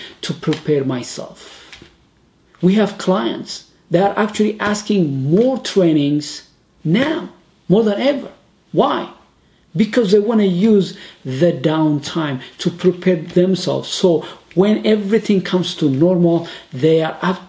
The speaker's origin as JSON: {"language": "English", "country": "Ethiopia", "said": "I'm from Ethiopia"}